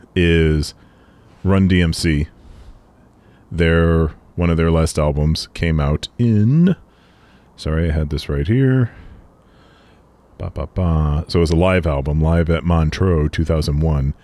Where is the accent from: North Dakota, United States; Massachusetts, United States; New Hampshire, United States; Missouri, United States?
Massachusetts, United States; Boston; we grew up around Boston